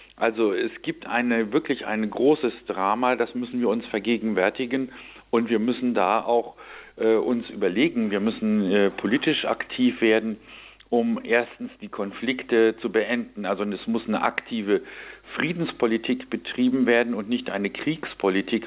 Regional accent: Lower Saxony, Germany; ich bin aus meiner persönlichen Biografie direkt an der Grenze zur DDR aufgewachsen und habe in meinem Heimatort in Niedersachsen jeden Tag den Zaun gesehen

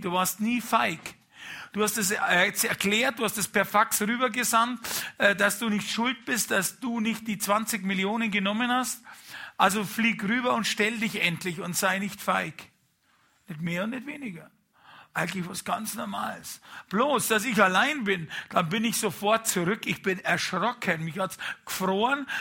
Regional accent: Bavaria, Germany; als Bayer

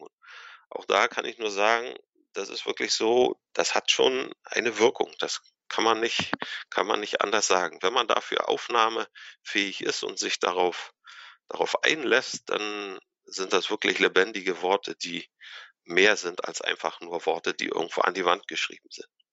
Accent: Anklam, Mecklenburg-Vorpommern, Germany; also born or lived in Kiel; Also ich bin 1976 hier in Antlam geboren und aufgewachsen

